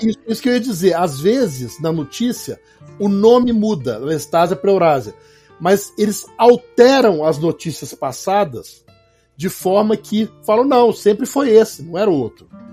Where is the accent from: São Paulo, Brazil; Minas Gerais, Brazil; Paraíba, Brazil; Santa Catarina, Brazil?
Minas Gerais, Brazil; Belo Horizonte; eu sou mineiro de Belo Horizonte